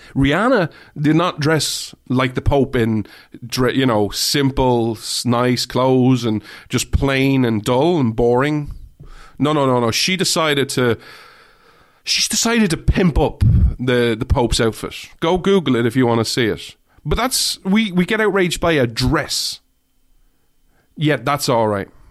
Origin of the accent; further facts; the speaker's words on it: Ireland; I say this as an Irish person who doesn't really drink